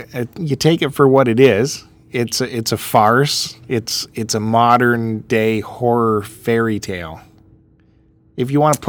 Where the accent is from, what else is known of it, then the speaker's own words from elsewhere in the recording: Canada; as a Canadian.